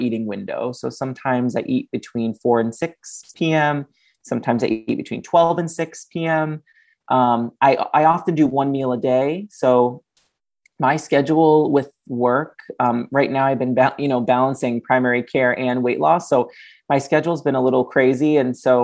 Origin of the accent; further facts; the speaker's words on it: Fall River, Massachusetts, United States; I was raised on Portuguese food, and Fall River, Massachusetts is very famous for its Portuguese cuisine